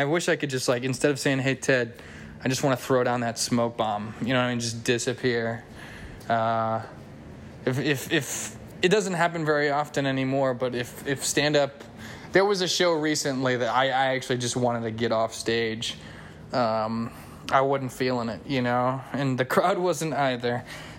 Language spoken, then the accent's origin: English; United States; I'm an American.